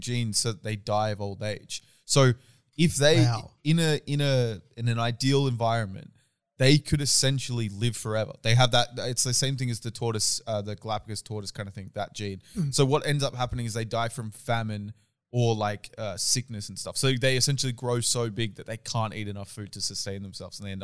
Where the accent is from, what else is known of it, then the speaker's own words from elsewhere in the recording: Sydney, New South Wales, Australia; we both grew up in Sydney as well.